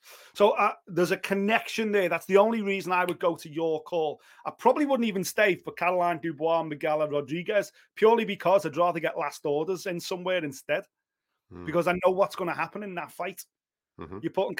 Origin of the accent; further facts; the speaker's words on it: Liverpool, North West England, United Kingdom; that's purely because I'm a Scouser, and there's a Scouser on this card.